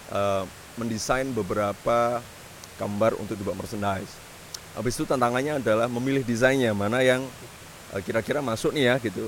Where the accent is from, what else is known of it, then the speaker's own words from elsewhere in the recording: Gunung Kidul, Special Region of Yogyakarta, Indonesia; moved away as an adult; pulang pulang ke rumah saya di Gunung Kidul yeah. di tempat bapak ibu saya masih tinggal